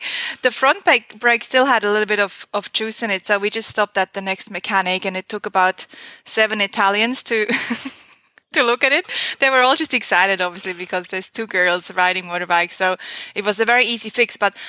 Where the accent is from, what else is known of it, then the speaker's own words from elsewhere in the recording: Switzerland; English is a second language; It is so cliche. It was one of my first internships. I was still in high school, I think.